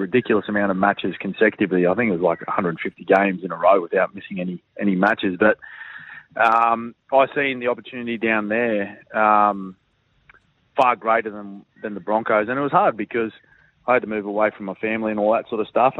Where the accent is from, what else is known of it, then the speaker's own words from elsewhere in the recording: Queensland, Australia; moved away as an adult; also born or lived in Melbourne; growing up in Queensland. You know, we hardly have a winter up here.